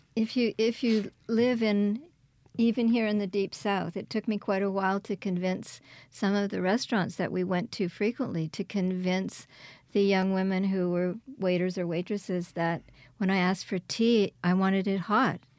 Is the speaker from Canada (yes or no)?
yes; Quebec, Canada; moved away as an adult; also born or lived in Kingston, Ontario; now in Hattiesburg, United States; I was born in Kingston, Ontario, and raised in Quebec.